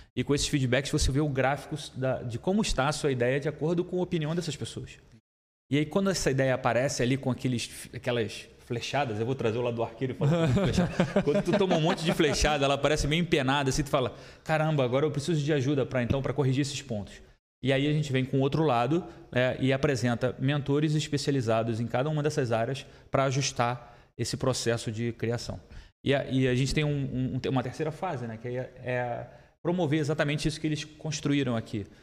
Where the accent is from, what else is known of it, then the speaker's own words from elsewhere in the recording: Rio de Janeiro, Brazil; now in Blumenau, Brazil; eu sou do Rio de Janeiro